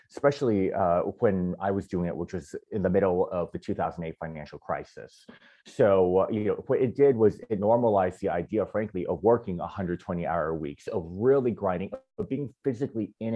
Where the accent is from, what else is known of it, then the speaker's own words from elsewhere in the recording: Southern California, United States; moved away as an adult; now in New York City, United States; I was born and raised in Southern California to Taiwanese immigrants